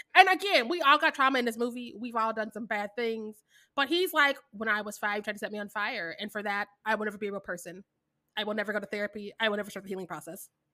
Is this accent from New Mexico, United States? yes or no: no; Kansas City, Missouri, United States; I am from Kansas City, Missouri